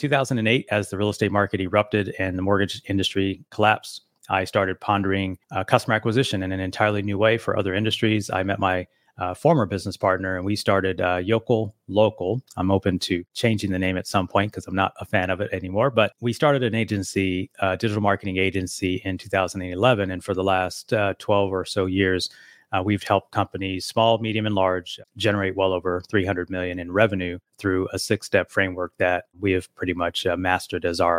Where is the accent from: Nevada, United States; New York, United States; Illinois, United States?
Nevada, United States; Las Vegas; I'm here from Las Vegas, Nevada.